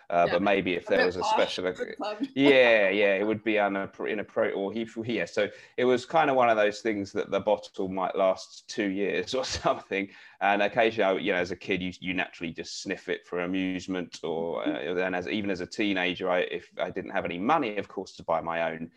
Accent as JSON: {"language": "English", "region": "London", "country": "United Kingdom", "tie": "born or raised there", "said": "I was born in Barnet in Hertfordshire / London. It's the very northern outskirts of North London."}